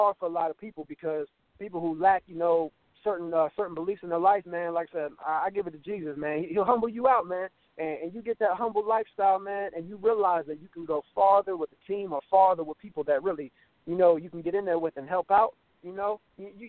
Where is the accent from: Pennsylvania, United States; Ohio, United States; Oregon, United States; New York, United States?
Ohio, United States; I'm from Ohio, man, in a small town called Pickwell.